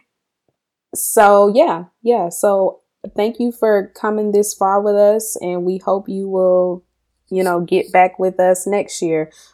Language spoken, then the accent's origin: English; Mississippi, United States; growing up in Mississippi